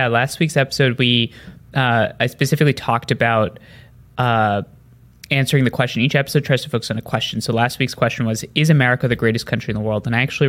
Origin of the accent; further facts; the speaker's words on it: India; also born or lived in New Jersey, United States; I grew up in a village in India for the first 5 years of my life after I was born in New Jersey, lived with my parents, then came back, then moved around a bunch.